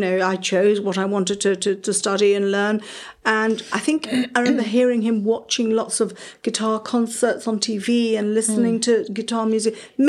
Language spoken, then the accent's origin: English; Sandy Bay, South West England, United Kingdom; we spent all summers on the beach at Sandy Bay, which is like our beach. So we're from Sandy Bay.